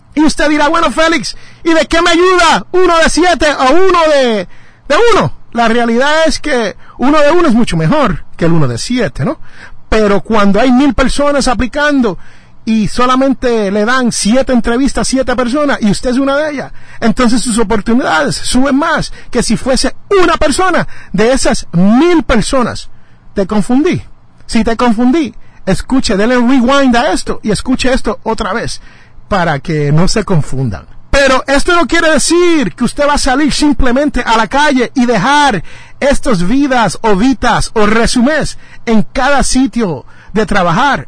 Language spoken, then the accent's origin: Spanish; Jersey City, New Jersey, United States; el barrio mío es Jersey City, New Jersey. Yo nací en Jersey City y yo le llamo mi barrio